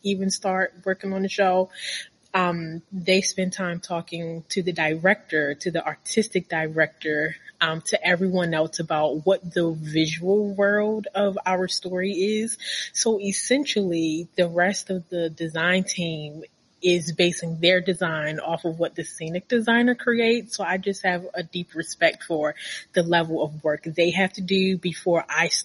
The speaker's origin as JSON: {"language": "English", "town": "Baltimore", "region": "Maryland", "country": "United States", "tie": "born or raised there", "said": "I'm from Baltimore, and I went to a really bad high school."}